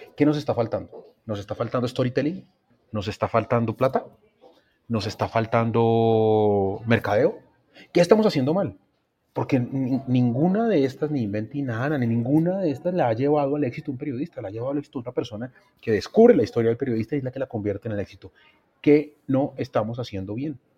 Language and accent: Spanish; Colombia; como colombiano